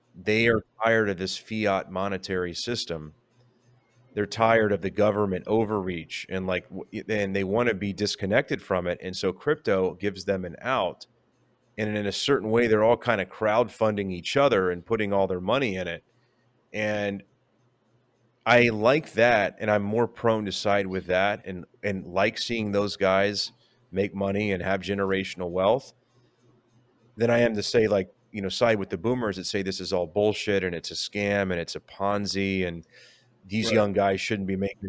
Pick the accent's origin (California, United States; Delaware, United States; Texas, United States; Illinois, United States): Texas, United States; San Antonio; I'm like from San Antonio.